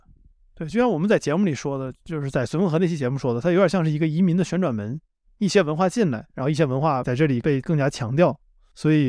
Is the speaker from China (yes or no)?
yes; Northeast China, China; 我小时候就有红肠，就有大列我小时候就吃这就吃辣白菜长大的，我即使不是一个朝鲜族，我也是吃这东西长大的，那就是我自己的东西。而有句话说得好，就是在东北，一个人不管是穆斯林还是汉族还是蒙古族还是信什么教，他会首先先说自己是个东北人